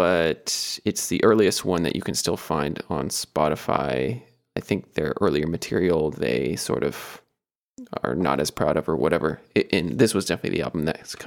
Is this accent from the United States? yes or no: yes; Atlanta, Georgia, United States; I grew up in Atlanta and went to college in Atlanta